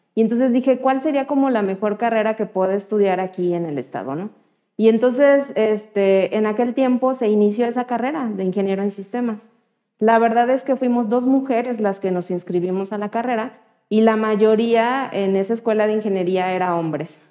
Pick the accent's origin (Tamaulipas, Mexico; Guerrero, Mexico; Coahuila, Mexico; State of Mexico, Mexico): Guerrero, Mexico; Chilpancingo; soy nacida en Guerrero, en Chilpancingo, Guerrero. Y ahí estudié mi carrera